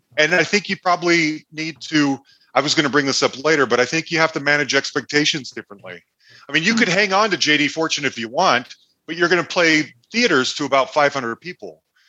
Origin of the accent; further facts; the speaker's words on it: Salt Lake City, Utah, United States; Growing up in Salt Lake City, bands like … didn't come through very often.